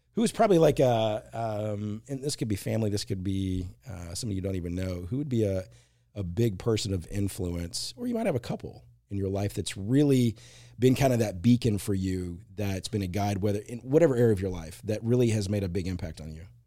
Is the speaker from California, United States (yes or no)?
no; Marshall, Texas, United States; moved away; two in Marshall where I grew up